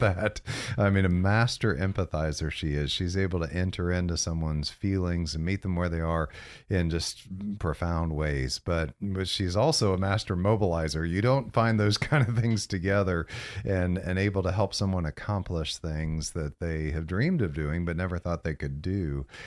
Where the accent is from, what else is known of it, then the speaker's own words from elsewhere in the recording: Central Florida, United States; also born or lived in Galesburg, Illinois; born in Illinois, so I'm a Midwesterner, but grew up here in Central Florida, uh, seventy-eight on. So I, we moved when I was nine, nine years old